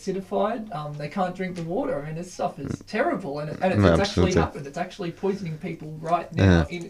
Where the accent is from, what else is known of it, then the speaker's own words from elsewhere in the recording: Ipswich, Queensland, Australia; I'm from Ipswich